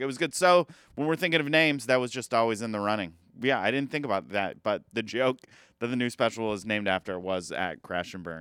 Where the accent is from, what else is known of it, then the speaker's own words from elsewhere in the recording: Elkhart, Indiana, United States; moved away; my hometown, Elkhart, Indiana